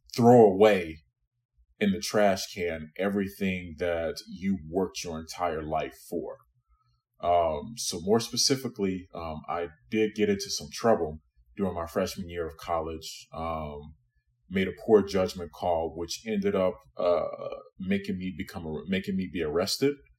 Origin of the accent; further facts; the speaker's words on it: Louisiana, United States; also born or lived in New York; now in Chicago, United States; I was born in New York, but I grew up in Louisiana.